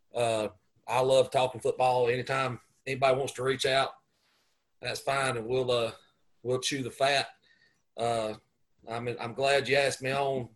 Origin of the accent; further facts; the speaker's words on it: Gaffney, South Carolina, United States; I grew up in Gaffney, South Carolina